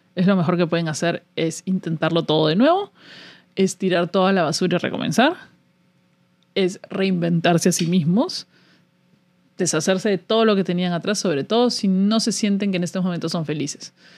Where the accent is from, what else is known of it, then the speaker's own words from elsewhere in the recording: Peru; moved away as an adult; now in United States; Yo he salido del Perú. Salí de Perú con una visa de trabajo